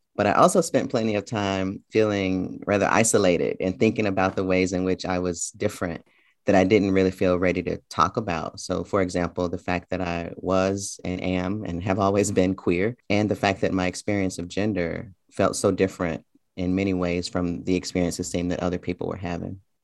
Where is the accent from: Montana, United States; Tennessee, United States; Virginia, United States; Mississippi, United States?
Tennessee, United States; Memphis; moved away as an adult; also born or lived in Tucson, Arizona / New York City; I spent the first several years, um, in a neighborhood in Memphis called Orange Mound